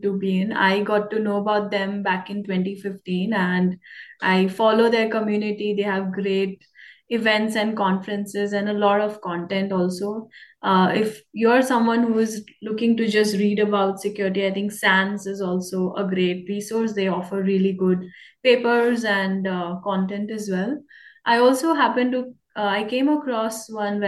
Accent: India; now in Canada; my journey started from India, and I'm in Canada right now. So the type of exposure I got in my personal career and having the chance to work with the US Army as an immigrant, as a Indian girl

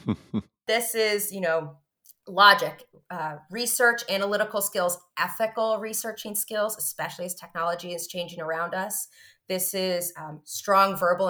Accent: New Jersey, United States; now in Burlington, United States; I moved up this way from New Jersey, where I was born and raised.

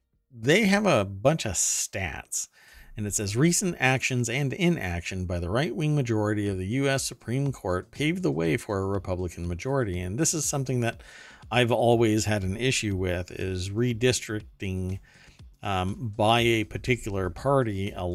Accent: Germany; English is a second language; I grew up in Germany, so to me, I remember snow, but I don't remember it reaching 7 feet.

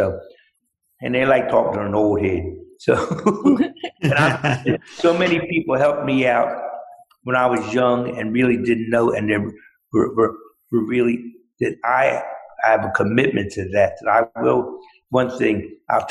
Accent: Philadelphia, Pennsylvania, United States; I'm a Philadelphian.

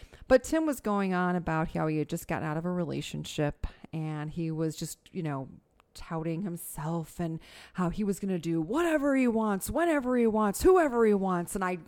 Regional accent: Tinley Park, Illinois, United States; Born and raised in Tinley Park.

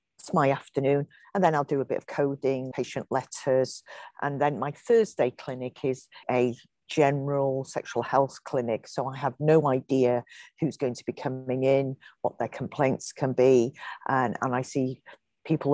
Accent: North Wales, United Kingdom; I was brought up in North Wales

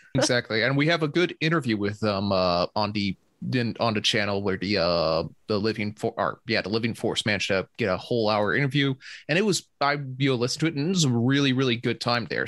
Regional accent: Georgia, United States

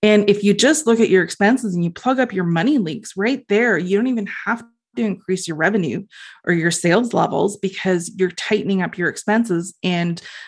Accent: Ontario, Canada; Being Canadian, and well, being specifically in Ontario too

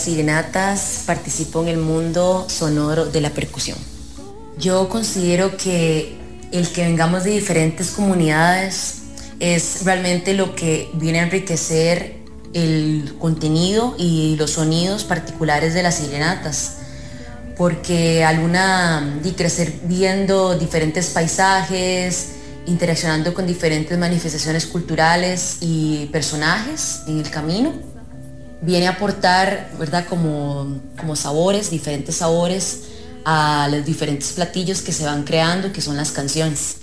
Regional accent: Limón, Costa Rica; Yo nací en la provincia de Limón, en Limón Centro

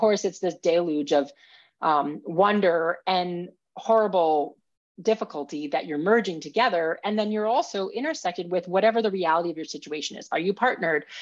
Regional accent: Minnesota, United States; I grew up in Minnesota

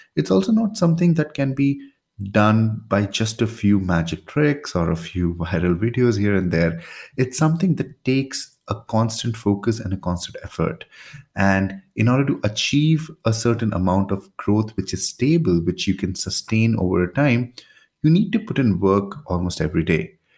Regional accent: India; I'm from India

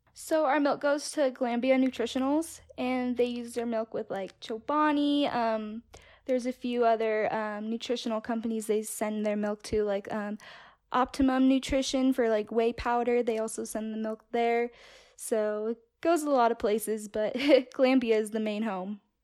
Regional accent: California, United States; moved away as an adult; now in Castleford, United States; I'm originally from California. I was born and raised there, and my parents had a dairy farm in the Central Valley

